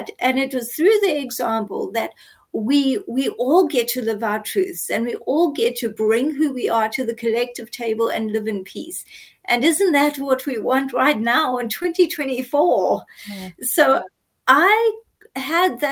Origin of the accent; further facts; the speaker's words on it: South Africa; I grew up in apartheid South Africa. I grew up non-white. I'm Indian South African